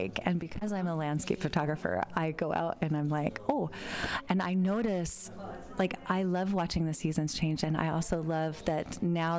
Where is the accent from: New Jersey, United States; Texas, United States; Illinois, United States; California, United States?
California, United States; I grew up in California